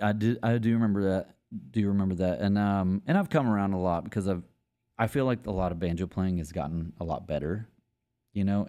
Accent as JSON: {"language": "English", "town": "Longview", "region": "Texas", "country": "United States", "moved": "as an adult", "lives_now": "Austin, United States", "said": "I'm from East Texas, Longview, Texas"}